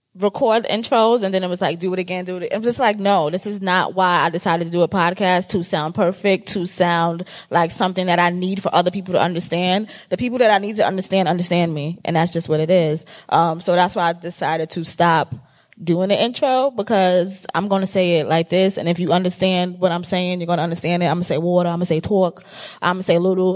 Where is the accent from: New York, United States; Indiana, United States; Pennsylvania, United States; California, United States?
New York, United States; New York City; accent: Bronx; I'm from the Bronx. Um, and I talk like I'm from the Bronx all day, every day